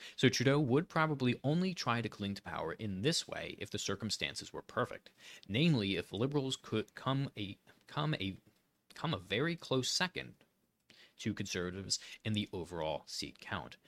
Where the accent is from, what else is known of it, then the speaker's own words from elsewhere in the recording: Pennsylvania, United States; I'm from Pennsylvania